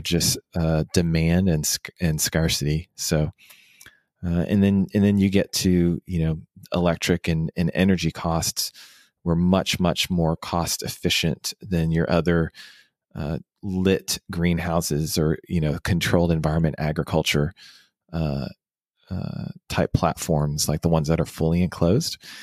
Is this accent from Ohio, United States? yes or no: no; Houston, Texas, United States; also born or lived in Washington, D.C.; now in Dallas, United States; I actually, uh, was born and raised in Houston and then moved to Washington, D C for about six